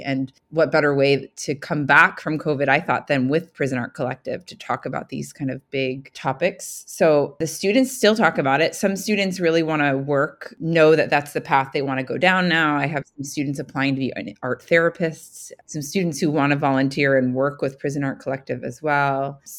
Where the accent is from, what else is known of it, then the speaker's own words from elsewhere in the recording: New York, United States; moved away; I'm from New York originally.